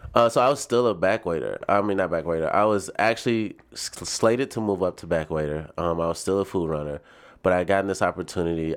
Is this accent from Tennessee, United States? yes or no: yes; Nashville, Tennessee, United States; moved away as an adult; also born or lived in Birmingham, Alabama; now in Chicago, United States; I was born and raised in Nashville, Tennessee